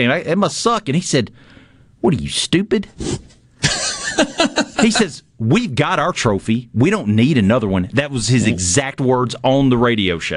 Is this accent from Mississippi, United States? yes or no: yes; North Mississippi, United States; I'm from North Mississippi.